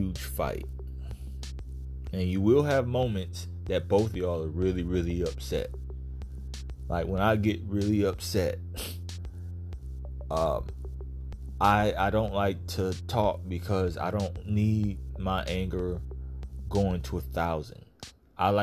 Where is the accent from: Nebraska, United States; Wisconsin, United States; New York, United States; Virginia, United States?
Virginia, United States; now in Florida, United States; I'm from Virginia. I live in Florida now